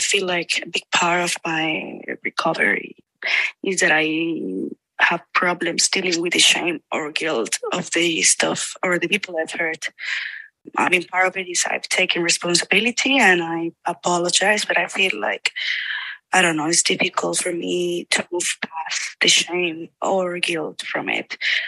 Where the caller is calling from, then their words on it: Spain; English is a second language; I'm called from Spain. I'm 26 years old.